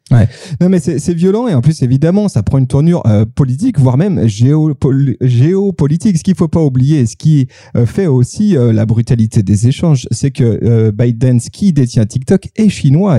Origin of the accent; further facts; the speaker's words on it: France; now in Lyon, France; je suis français